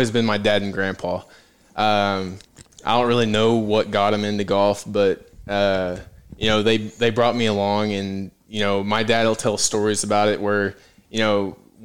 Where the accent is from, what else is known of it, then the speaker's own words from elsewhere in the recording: Western Oklahoma, United States; growing up in Western Oklahoma